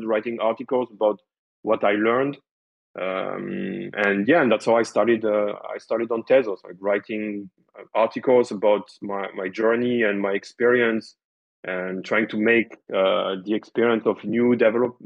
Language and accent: English; France; English is a second language; I'm French and my English is not too bad